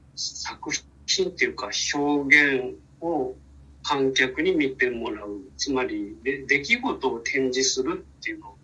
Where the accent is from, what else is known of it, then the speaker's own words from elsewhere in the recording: Fukuoka, Japan; also born or lived in Kitakyushu; 福岡市生まれ育ち、で、大学まで福岡にいまし